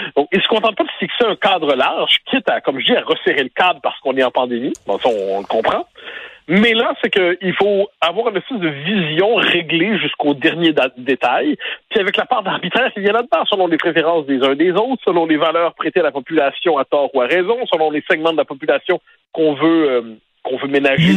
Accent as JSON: {"language": "French", "region": "Quebec", "country": "Canada", "said": "On est des Québécois"}